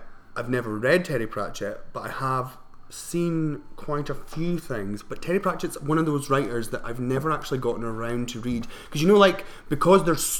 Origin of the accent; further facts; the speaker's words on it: Scotland, United Kingdom; I'm from up north, where we had to, like, carve turnips.